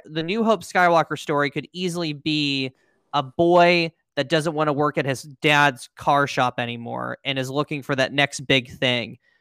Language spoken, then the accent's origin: English; Pennsylvania, United States; moved away; I was back in my hometown of Pennsylvania